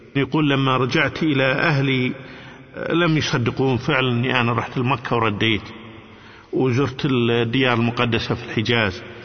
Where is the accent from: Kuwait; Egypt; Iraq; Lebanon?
Kuwait; عندنا في الكويت